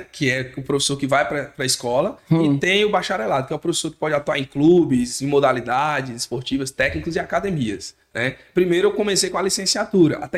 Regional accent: Nanica, near Barreiras, Bahia, Brazil; now in Barreiras, Brazil; Eu sou da Nanica.

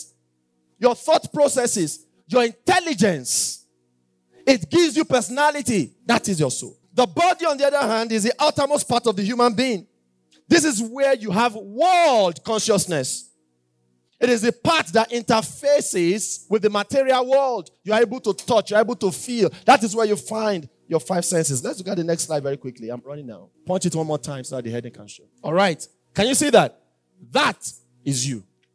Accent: Yorubaland, Nigeria; I'm Yoruba

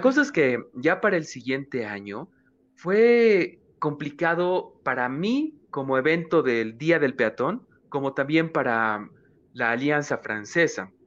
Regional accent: Bolivia; como boliviano trabajador, el boliviano es una persona que trabaja mucho

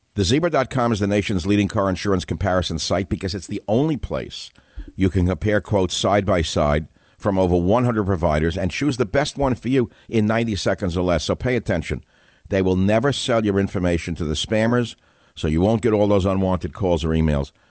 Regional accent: United States; I grew up in America in a lower middle class home

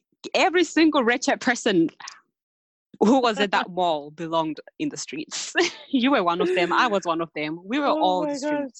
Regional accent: Zimbabwe; now in New Zealand; I'm from Zimbabwe. ZW, reps. I live in New Zealand. I'm in uni.

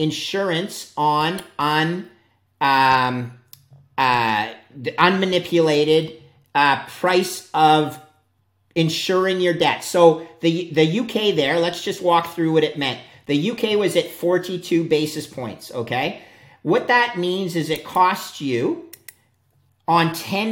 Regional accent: Canada; also born or lived in upstate New York; I'm a Canadian.

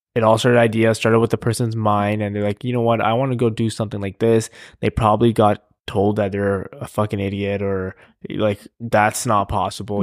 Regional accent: Canada; I'm Canadian

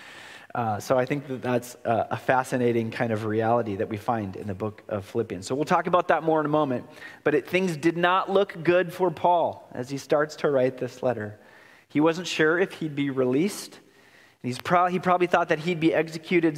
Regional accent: Oregon, United States; moved away; I'm born and raised in Oregon, and Oregon holds my heart

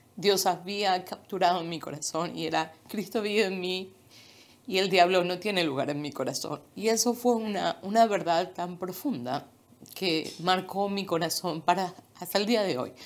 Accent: Buenos Aires, Argentina; moved away as an adult; now in Florida, United States; nací en un pequeño pueblo y a los dos años y medio ah, nos mudamos a la ciudad de Buenos Aires, ahí vivimos

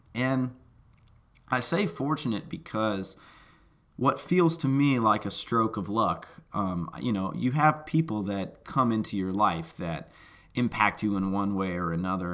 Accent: Memphis, Tennessee, United States; me growing up in Memphis, Tennessee, speaking one language barely

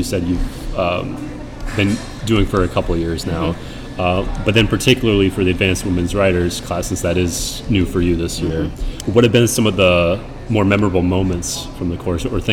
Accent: Minnesota, United States; moved away; I grew up in Minnesota

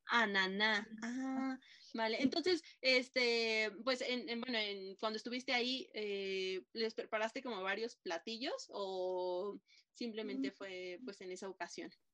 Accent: Mexico; los mexicanos

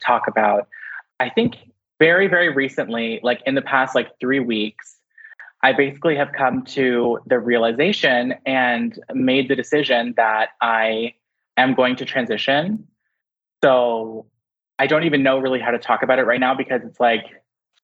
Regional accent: London, Ontario, Canada; I was born in London, Ontario. I had to think about it for a second. And we moved around like a lot. Like I've lived in so many different places, but all within Ontario

